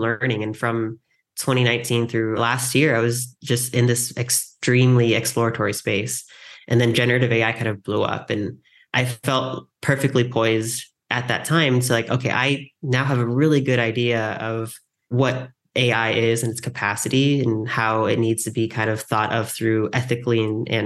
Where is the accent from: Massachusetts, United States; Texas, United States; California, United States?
California, United States; San Diego; I grew up in San Diego